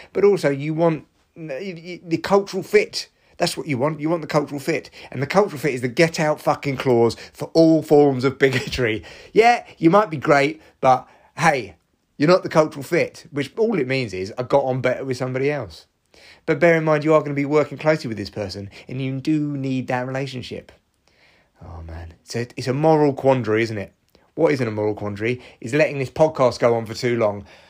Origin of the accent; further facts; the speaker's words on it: Barnet, London, United Kingdom; my hometown of Barnet